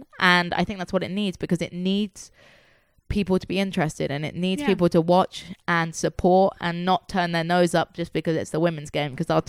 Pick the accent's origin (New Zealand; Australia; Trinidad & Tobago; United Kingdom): United Kingdom; England; moved away; growing up in England